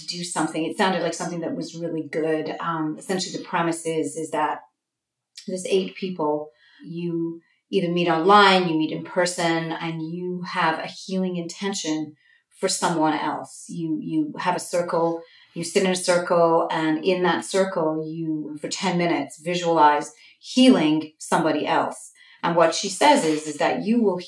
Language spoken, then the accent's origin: English; Liverpool, North West England, United Kingdom; moved away as an adult; also born or lived in Florida, United States / California, United States; now in New York, United States; I'm a native of England. I was born and raised in Liverpool, England.